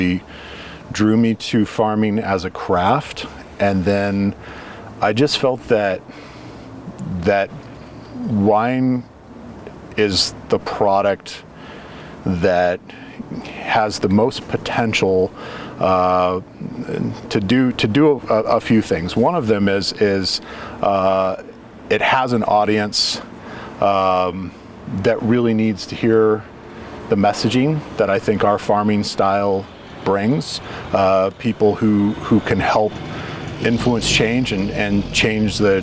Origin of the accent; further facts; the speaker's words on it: Junction City, Oregon, United States; I grew up here in Junction City.